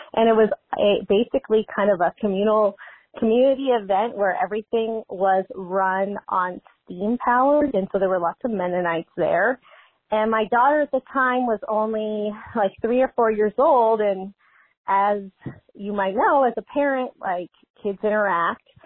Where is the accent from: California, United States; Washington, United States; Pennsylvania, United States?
Washington, United States; Seattle; growing up in Seattle, next to my mom's house, in the middle of the city